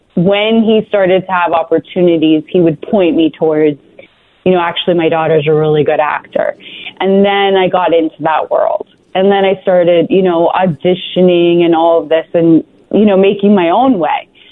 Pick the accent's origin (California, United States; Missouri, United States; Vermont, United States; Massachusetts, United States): Vermont, United States; we left there um, when I was about three and I grew up in Vermont